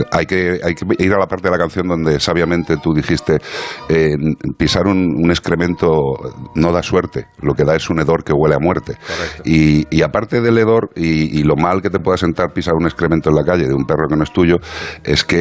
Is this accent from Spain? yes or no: yes; Galicia, Spain; now in Madrid, Spain